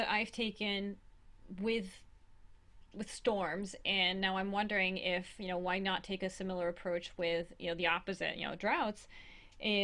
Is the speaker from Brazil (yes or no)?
yes; Brazil; moved away; I'm originally from Brazil